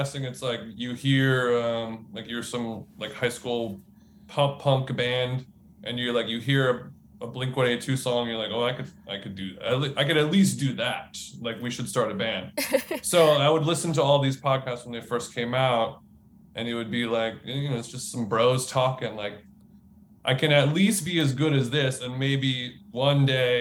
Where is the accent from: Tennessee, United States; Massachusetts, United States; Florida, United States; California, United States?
California, United States; Orange County; I grew up in Orange County in California